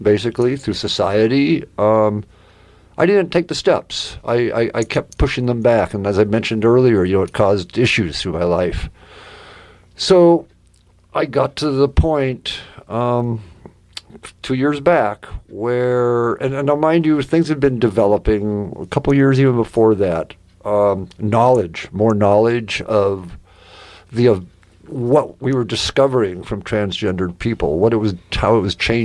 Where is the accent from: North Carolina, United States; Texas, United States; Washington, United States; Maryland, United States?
Washington, United States; Eastern; I grew up in Eastern Washington